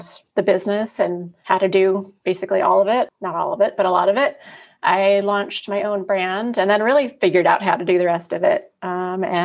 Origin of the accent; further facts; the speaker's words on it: Pacific Northwest, United States; moved away as an adult; also born or lived in New York City; now in New York, United States; I was born and raised in the Pacific Northwest and moved to New York in college.